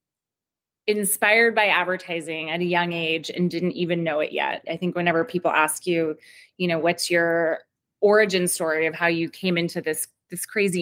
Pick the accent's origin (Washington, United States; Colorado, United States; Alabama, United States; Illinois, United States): Washington, United States; Seattle; now in Portland, United States; I'm originally from Seattle